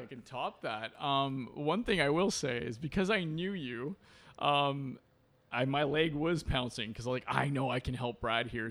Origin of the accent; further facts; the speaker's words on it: Port Coquitlam, British Columbia, Canada; also born or lived in Vancouver; growing up, I was born in Vancouver, um, uh, at Saint Paul's Hospital, but very quickly, uh, moved to Port Coquitlam